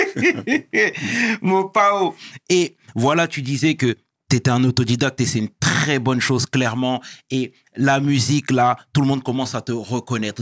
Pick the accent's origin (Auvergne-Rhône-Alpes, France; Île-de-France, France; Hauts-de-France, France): Île-de-France, France; Sarcelles; je viens de Sarcelles et c'est une ville